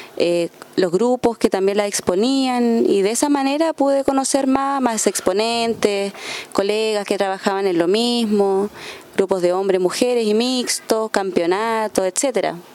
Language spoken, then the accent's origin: Spanish; Coyhaique, Aysén, Chile; moved away as an adult; now in Valparaíso, Chile; yo soy de Coyhaique. Nací en Coyhaique y viví ahí hasta los 18 años.